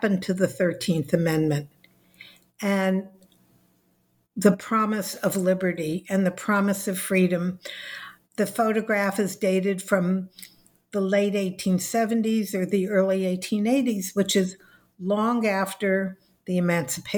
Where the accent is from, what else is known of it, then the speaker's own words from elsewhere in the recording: Los Angeles, California, United States; I was born in Los Angeles, California. I went through the public schools